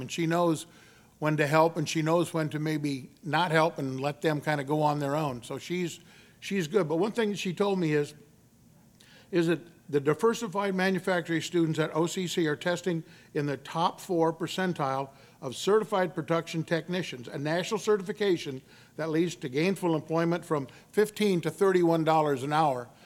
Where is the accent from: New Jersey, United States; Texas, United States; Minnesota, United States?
Texas, United States; Victoria; also born or lived in Corpus Christi, Texas; I was born in Corpus Christi, Texas, but I was raised the majority of my youth in Victoria, Texas